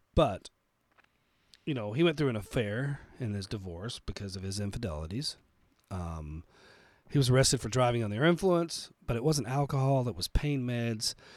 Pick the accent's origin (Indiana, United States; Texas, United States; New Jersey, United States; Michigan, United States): Texas, United States; now in Colorado, United States; I was originally born and raised in Texas before I moved to Colorado